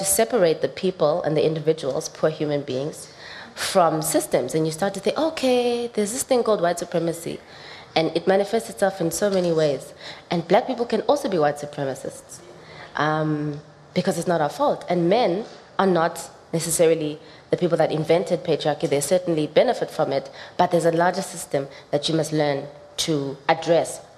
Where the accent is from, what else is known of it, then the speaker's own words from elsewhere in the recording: South Africa; growing up in South Africa